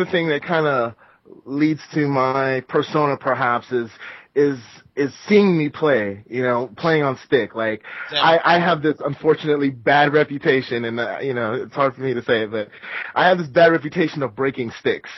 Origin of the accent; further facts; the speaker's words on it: Southern California, United States; now in Northern California, United States; growing up in SoCal and now I live in Northern California